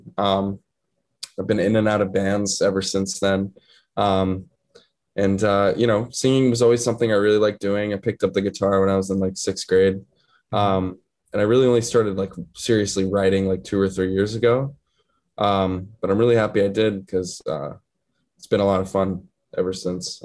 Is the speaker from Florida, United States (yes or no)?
no; New York City, New York, United States; moved away as an adult; now in St. Louis, United States; I was born and raised in New York City